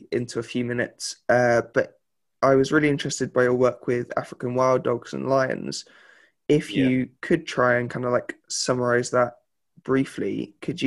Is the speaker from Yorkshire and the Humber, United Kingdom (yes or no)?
no; Reading, South East England, United Kingdom; I'm actually from Reading